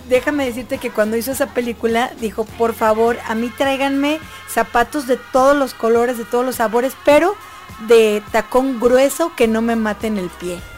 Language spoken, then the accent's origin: Spanish; Mexico; ¿Cómo somos los mexicanos de tremendos?